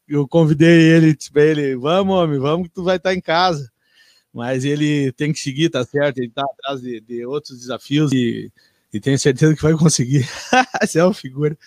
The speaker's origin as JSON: {"language": "Portuguese", "town": "Seberi", "region": "Rio Grande do Sul", "country": "Brazil", "said": "eu venho de Seberi"}